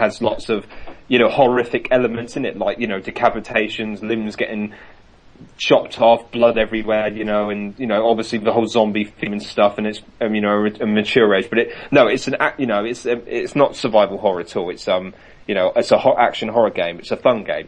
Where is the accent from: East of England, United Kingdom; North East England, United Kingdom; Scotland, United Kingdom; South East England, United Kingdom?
South East England, United Kingdom; Reading; I'm from Reading.